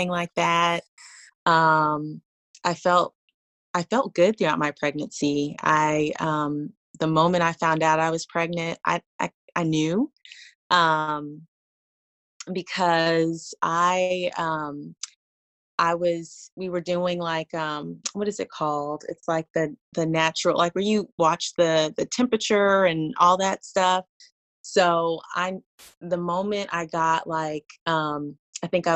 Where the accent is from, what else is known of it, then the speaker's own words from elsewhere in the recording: California, United States; now in Tallahassee, United States; I'm originally from California